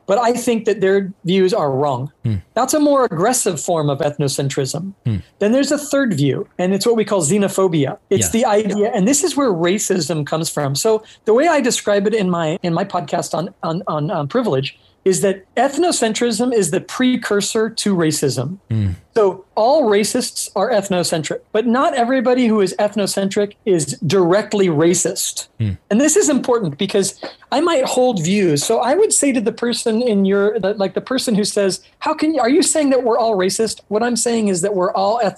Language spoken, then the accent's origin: English; Orange County, California, United States; also born or lived in Hungary; now in San Diego, United States; I grew up in Orange County, California, and that culture is the normal